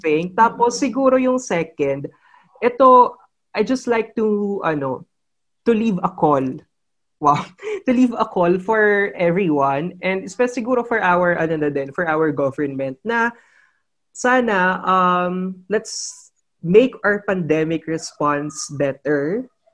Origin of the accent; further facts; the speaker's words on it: Philippines; bilang isang Pilipino